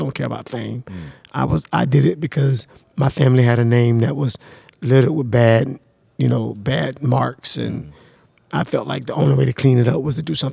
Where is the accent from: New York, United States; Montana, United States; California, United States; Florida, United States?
Florida, United States; Jacksonville; I grew up in Florida, Jacksonville, Florida